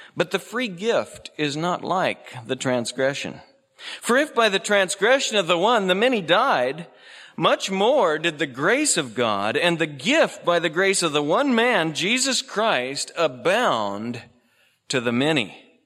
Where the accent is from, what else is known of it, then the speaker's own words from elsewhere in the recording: Oregon, United States; I was born out here in Oregon